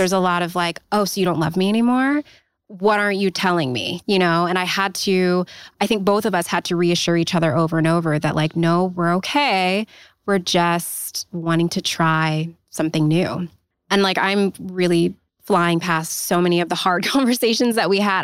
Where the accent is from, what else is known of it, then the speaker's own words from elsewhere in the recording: Los Angeles, California, United States; moved away; also born or lived in Pacific Northwest; I'm from Los Angeles, um, but I was living in the Pacific Northwest at the time